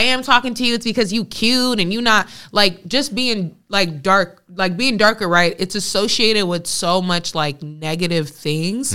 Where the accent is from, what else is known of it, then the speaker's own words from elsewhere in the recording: West Coast, Bay Area, California, United States; growing up in the West Coast